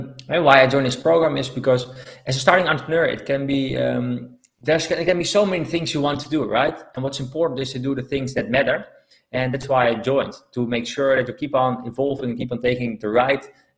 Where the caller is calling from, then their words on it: Algarve, Portugal; So I'm calling from Portugal, the Algarve to be specific.